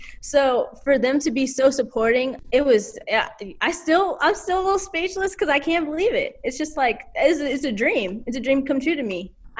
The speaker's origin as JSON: {"language": "English", "region": "Alabama", "country": "United States", "tie": "born or raised there", "also_born_or_lived": "Alaska", "said": "So I was born in Alaska. My parents are veterans. My mom and dad were in the Army for 10 years. My bonus dad, a Marine for 20 years. When I was 5, we moved to Alabama"}